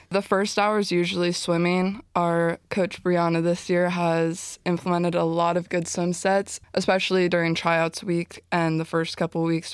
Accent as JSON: {"language": "English", "region": "Southern California", "country": "United States", "tie": "born or raised there", "moved": "yes", "said": "I grew up in Southern California"}